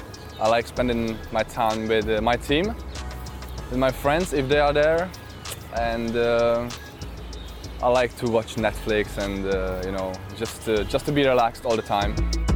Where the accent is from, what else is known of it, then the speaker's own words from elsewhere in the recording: Mladá Boleslav, Central Bohemian Region, Czechia; born there; I was born in Mladá Boleslav in Czech Republic.